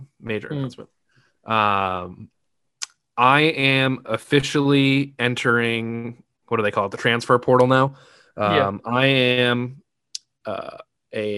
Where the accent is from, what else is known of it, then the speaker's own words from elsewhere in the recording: Northeast, United States; we grew up in the Northeast